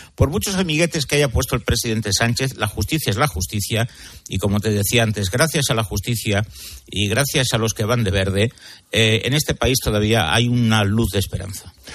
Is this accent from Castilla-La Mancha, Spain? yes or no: no; Catalonia, Spain; mi tierra